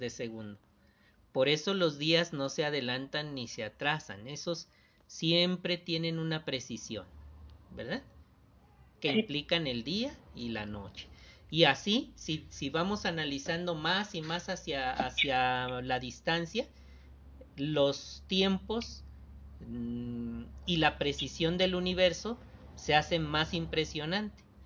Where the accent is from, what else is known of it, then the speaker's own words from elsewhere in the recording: Isla, Veracruz, Mexico; Tenía como 5 años de ser publicador. Allá en Isla Veracruz